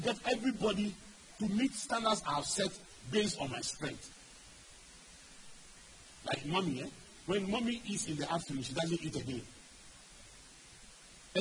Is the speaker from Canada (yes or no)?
no; Ghana; I grew up in Anabraka.